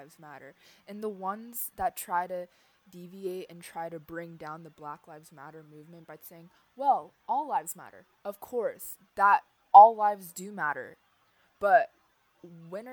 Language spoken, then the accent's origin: English; United States; being an American.